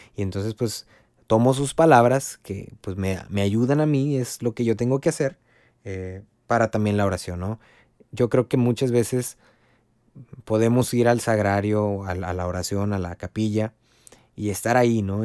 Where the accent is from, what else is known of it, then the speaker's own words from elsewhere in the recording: Río Bravo, Tamaulipas, Mexico; soy de Río Bravo, Tamaulipas